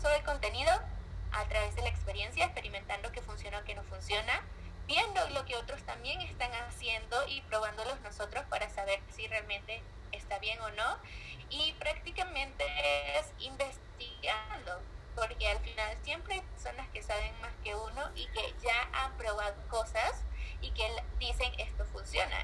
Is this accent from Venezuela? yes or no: yes; Venezuela; moved away as an adult; also born or lived in Colombia; now in Mexico; Yo soy venezolana, vivo desde hace tres años en México